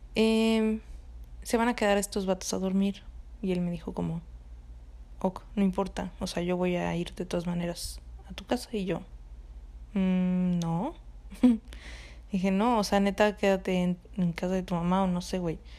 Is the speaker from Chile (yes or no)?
no; Cancún, Quintana Roo, Mexico; moved away; yo me fui de vacaciones a pues a mi casa, o sea, a Cancún, donde de donde soy